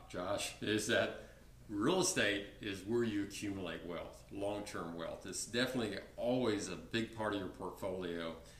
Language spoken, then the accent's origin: English; San Antonio, Texas, United States; I'm from San Antonio.